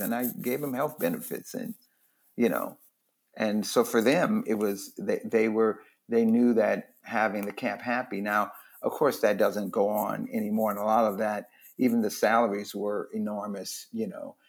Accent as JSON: {"language": "English", "town": "Los Angeles", "region": "California", "country": "United States", "tie": "born or raised there", "also_born_or_lived": "Louisiana", "said": "I just lived in Watts. We moved there when I was nine from Louisiana."}